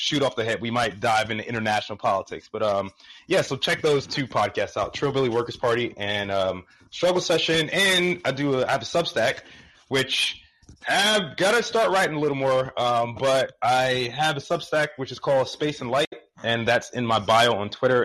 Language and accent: English; United States; as an American